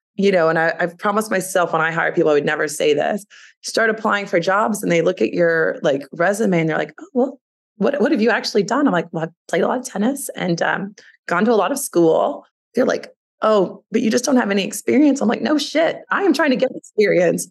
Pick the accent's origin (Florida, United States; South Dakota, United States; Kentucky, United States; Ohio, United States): Kentucky, United States; Louisville; moved away; I grew up in Louisville, Kentucky, which is a beautiful place to grow up.